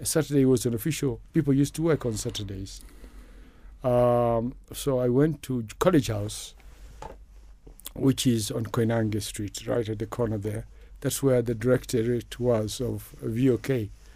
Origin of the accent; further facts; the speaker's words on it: Kakamega, Kakamega County, Kenya; moved away; also born or lived in Kaimosi / London, United Kingdom; I was raised by my grandmother, who was in Kakamega, Boma Yawa, Somali